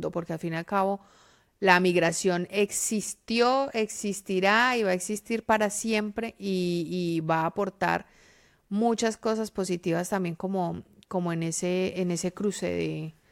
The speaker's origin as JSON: {"language": "Spanish", "country": "Colombia", "moved": "yes", "said": "nosotros ya somos migrantes y siempre vamos a ser migrantes porque ya salimos de Colombia y porque vivimos en otra parte"}